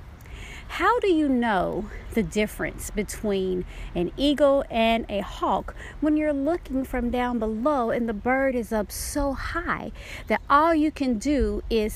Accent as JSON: {"language": "English", "town": "Dallas", "region": "Texas", "country": "United States", "tie": "born or raised there", "also_born_or_lived": "Oklahoma / Georgia", "moved": "yes", "said": "When I was growing up in Dallas, Texas"}